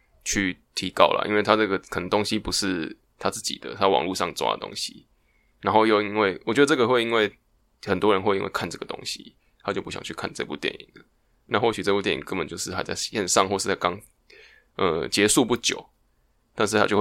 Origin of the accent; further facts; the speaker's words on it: Taiwan; 就是比如说我们台湾人，